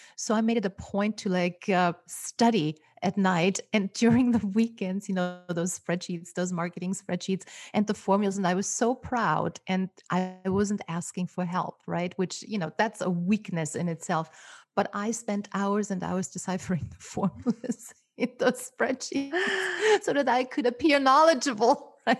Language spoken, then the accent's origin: English; Austria; first language German; English is a second language; moved away as an adult; now in Los Angeles, United States; I grew up in Austria, so my native tongue is, uh, German.